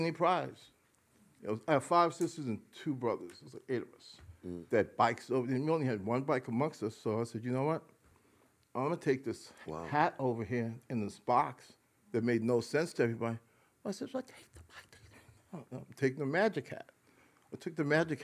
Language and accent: English; New York City, New York, United States; we grew up primarily in the Bronx